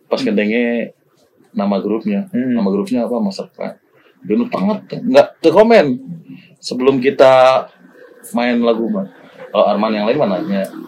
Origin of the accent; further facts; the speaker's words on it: Ciamis, West Java, Indonesia; kita dari Ciamis Jawa Barat